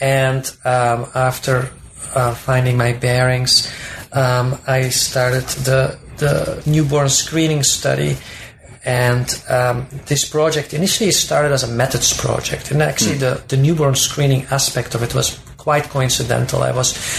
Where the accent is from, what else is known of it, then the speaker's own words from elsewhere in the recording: Belgium; moved away as an adult; also born or lived in Minnesota, United States; now in United States; I'm originally from Belgium, and I did my undergraduate degree in sociology there